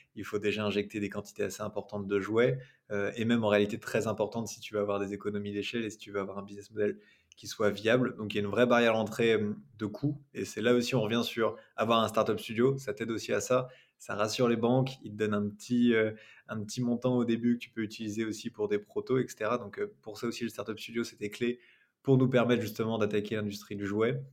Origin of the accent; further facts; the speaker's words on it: Rennes, Brittany, France; je suis rennais, mais nos bureaux sont, sont à Nantes.